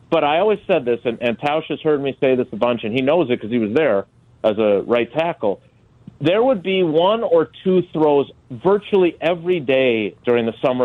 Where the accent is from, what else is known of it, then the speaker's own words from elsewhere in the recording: Wisconsin, United States; also born or lived in Green Bay; I grew up here in Wisconsin. I've only lived in Green Bay since I started covering the team in 96. But I was a kid in the 70s and 80s